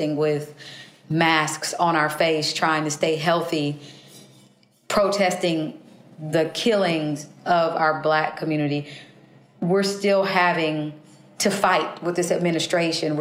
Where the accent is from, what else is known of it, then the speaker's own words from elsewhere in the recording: Kansas City, Kansas, United States; I was born in Kansas City, Kansas, in a county called Wyandotte County